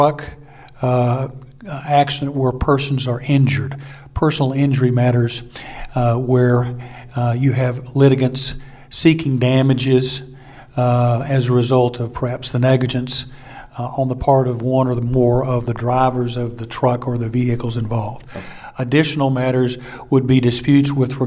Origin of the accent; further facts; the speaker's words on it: Lubbock, Texas, United States; born and raised in Lubbock, Texas